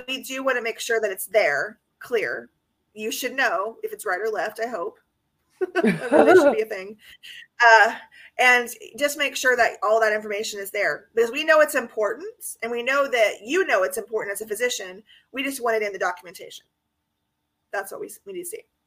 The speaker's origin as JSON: {"language": "English", "region": "California", "country": "United States", "tie": "born or raised there", "said": "That's my home state"}